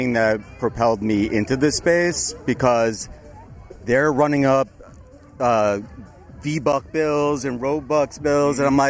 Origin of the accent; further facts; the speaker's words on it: New York City, New York, United States; I'm from Brooklyn, New York.